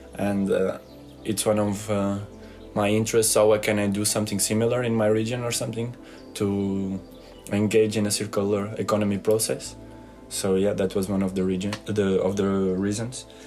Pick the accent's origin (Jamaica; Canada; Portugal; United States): Portugal; I'm from uh, Portugal